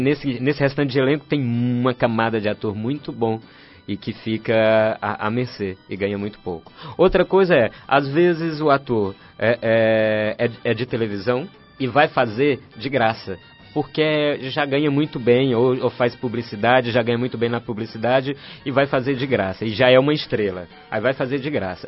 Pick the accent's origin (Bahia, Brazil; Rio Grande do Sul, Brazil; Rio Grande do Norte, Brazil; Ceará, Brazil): Ceará, Brazil; Fortaleza; moved away as an adult; now in São Paulo, Brazil; Eu venho da periferia de Fortaleza, de um bairro chamado Conjunto Esperança. Sou filho de uma costureira e de um caminhoneiro